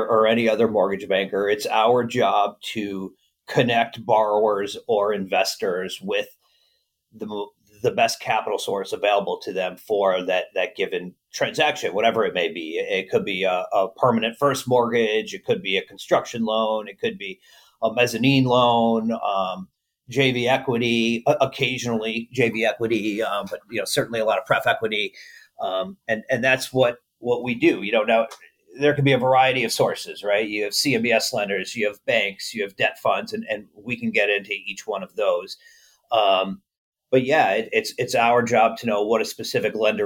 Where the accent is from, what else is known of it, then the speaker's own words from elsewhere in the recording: New York, United States; moved away as an adult; now in Chicago, United States; I'm a recovering New Yorker. I'm originally from New York